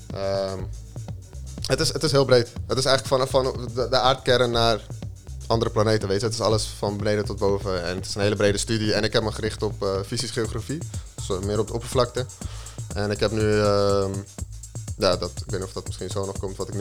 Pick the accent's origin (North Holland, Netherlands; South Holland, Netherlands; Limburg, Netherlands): North Holland, Netherlands; Zaandam; geboren en getogen in Zaandam op 4 augustus 1996